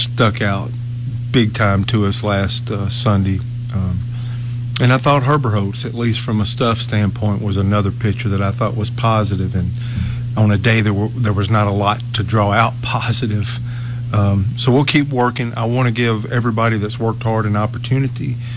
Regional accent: Amory, Mississippi, United States; I played for Glen Farms in Amory, Mississippi, to give a shout-out back to my hometown

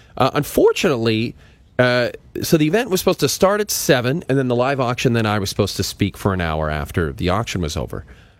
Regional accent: Athabasca, Alberta, Canada; moved away; I was at a fundraiser in my hometown of Athabasca, Alberta.

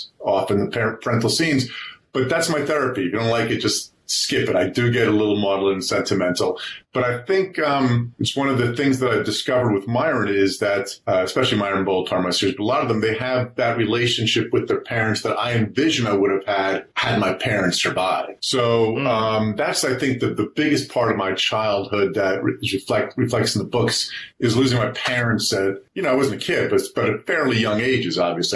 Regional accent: Livingston, New Jersey, United States; also born or lived in Newark, New Jersey; I was born in Newark, Beth Israel Hospital, which a lot of people from my generation are. We moved out to Livingston, which is, I think, 7 or 8 miles from Newark, and that's where I grew up

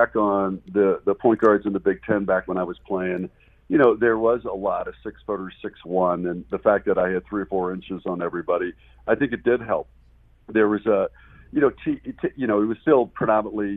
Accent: Southern Illinois, United States; I was from Southern Illinois

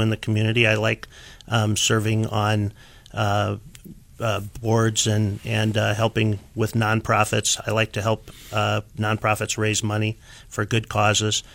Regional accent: Des Moines, Iowa, United States; also born or lived in Chicago; I was born and raised here in Des Moines

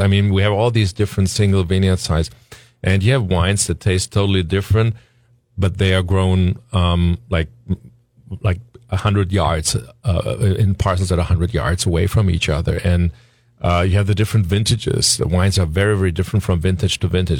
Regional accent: Leiwen, Rhineland-Palatinate, Germany; my hometown, Leyven

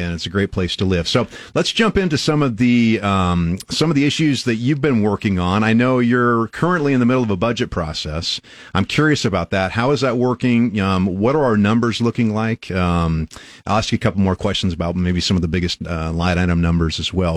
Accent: Albion, Nebraska, United States; now in Lincoln, United States; I'm originally from Albion, about two and a half hours northwest of here

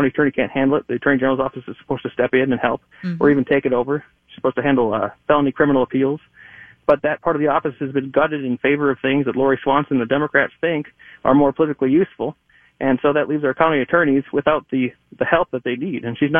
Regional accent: Eagan, Minnesota, United States; I'm from Eagan, Minnesota

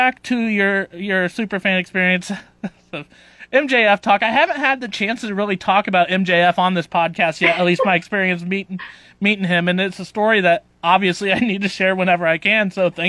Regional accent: Nebraska, United States; I went and bought a Nebraska Cornhuskers hat, so that way there wasn't any confusion on where I was from.

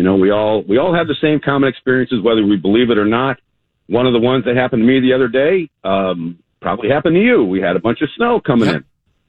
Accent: Chicago, Illinois, United States; I'm from Chicago

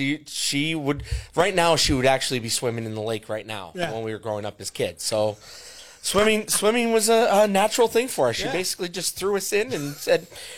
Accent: Greenfield Township, Pennsylvania, United States; I grew up in Greenfield Township, which is outside of Carbondale.

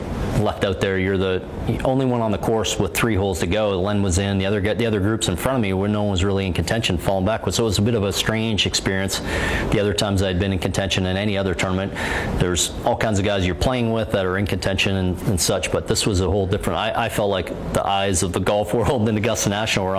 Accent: Canada; back in Canada

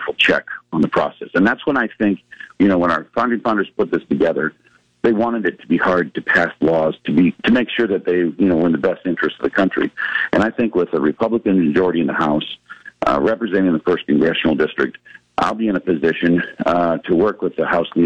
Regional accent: Norfolk, Nebraska, United States; also born or lived in Lincoln, Nebraska; my hometown of Norfolk.

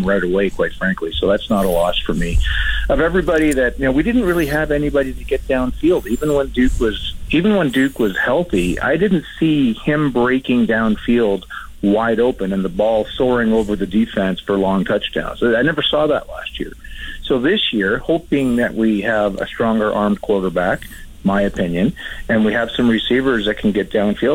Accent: Canada; I did long to come back to Canada as a Canadian

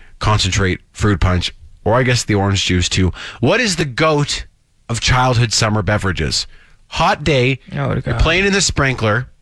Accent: Ontario, Canada; when I was growing up in Ontario

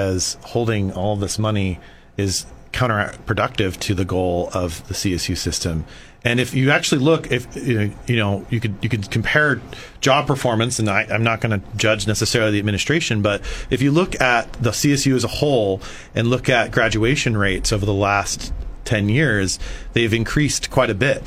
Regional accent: San Luis Obispo, California, United States; I'm from San Luis Obispo. I'm from this town

